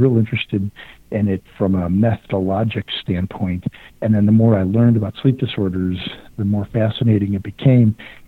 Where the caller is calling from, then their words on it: Houston, Texas, United States; Houston, Texas.